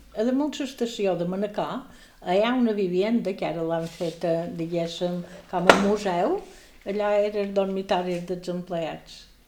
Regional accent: Palma, Balearic Islands, Spain; also born or lived in Sant Cervera (birthplace, garbled); Jo vaig néixer a Sant Cervera perquè ma mare era cerverina, però ja vivíem a Palma

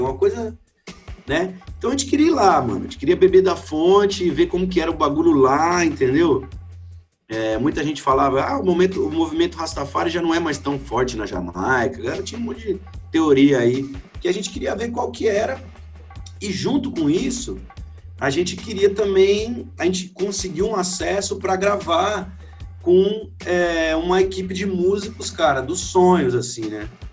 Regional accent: Maringá, Paraná, Brazil; moved away as an adult; now in São Paulo, Brazil; Eu sou de Maringá, do Paraná. Hoje eu moro em São Paulo já faz seis anos, por causa da música e tudo, mas sou de Maringá

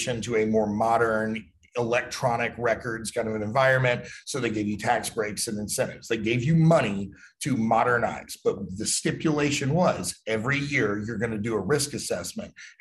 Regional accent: United States

